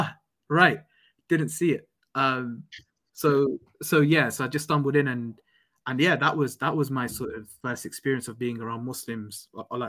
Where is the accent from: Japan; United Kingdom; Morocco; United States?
United Kingdom; London; moved away as an adult; I'm away from home. I'm away from London.